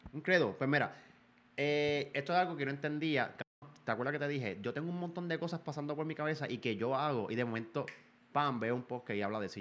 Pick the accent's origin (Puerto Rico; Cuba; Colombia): Puerto Rico; Yo soy un boricua.